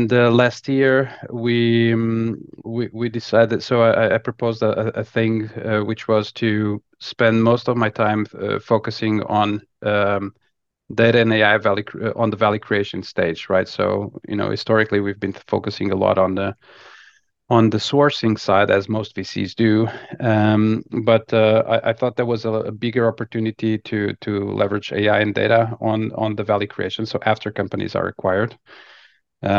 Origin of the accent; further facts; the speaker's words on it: Lisbon, Portugal; I'm originally from Lisbon, Portugal, and started my career in consulting.